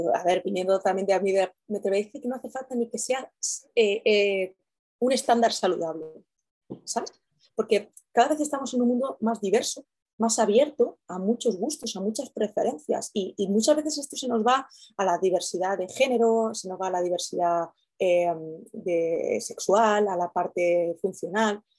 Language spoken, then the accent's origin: Spanish; Castilla-La Mancha, Spain; yo soy manchega